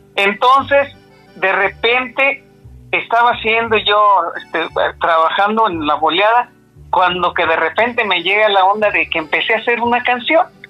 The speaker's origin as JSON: {"language": "Spanish", "area": "San Simón de Guerrero", "region": "State of Mexico", "country": "Mexico", "tie": "born or raised there", "also_born_or_lived": "Valle de Bravo / Naucalpan de Juárez", "said": "Nací en San Simón de Guerrero, Estado de México, y a mucha honra, porque no importa dónde nací, lo que importa es que soy de México"}